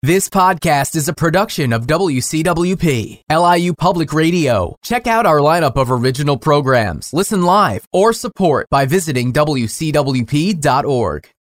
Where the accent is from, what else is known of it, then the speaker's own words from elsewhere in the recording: United States; moved away as an adult; also born or lived in China; part of my identity I would have defined as being American